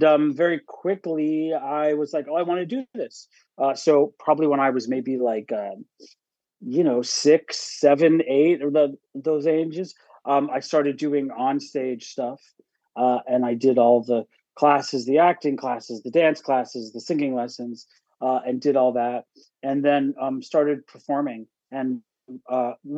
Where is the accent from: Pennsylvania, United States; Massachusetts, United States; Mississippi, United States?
Pennsylvania, United States; Pittsburgh; moved away as an adult; also born or lived in Syracuse; now in New York, United States; I grew up in Pittsburgh